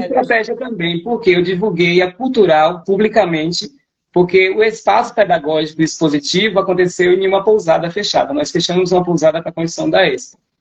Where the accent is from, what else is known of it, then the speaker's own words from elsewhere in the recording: Bahia, Brazil; a gente é baiana e a Bahia é nossa